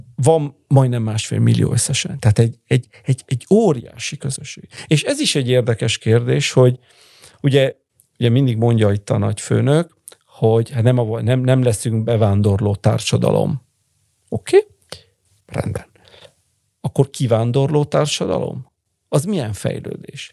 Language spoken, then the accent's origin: Hungarian; Bologna, Emilia-Romagna, Italy; also born or lived in Hungary; én Bolonyában születtem